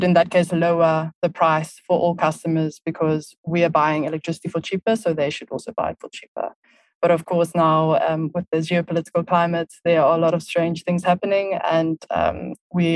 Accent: South Africa; moved away as an adult; also born or lived in Barcelona, Spain / Düsseldorf, Germany; now in Berlin, Germany; I am originally from South Africa, which you can probably tell from my accent

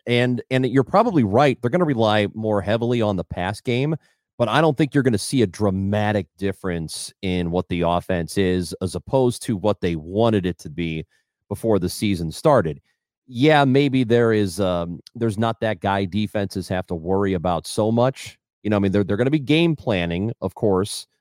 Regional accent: St. Louis, Missouri, United States; I grew up in the St. Louis area

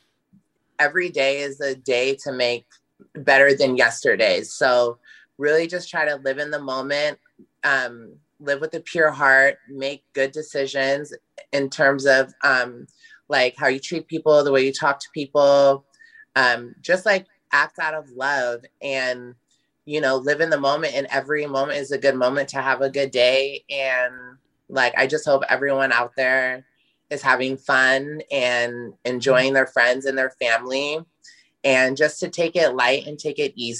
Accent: Portland, Oregon, United States; I'm from Northeast Portland

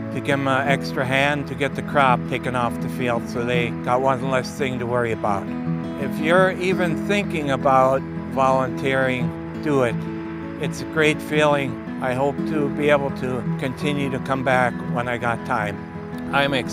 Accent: Hague, North Dakota, United States; I am from Hague, North Dakota. I've been farming most of my life

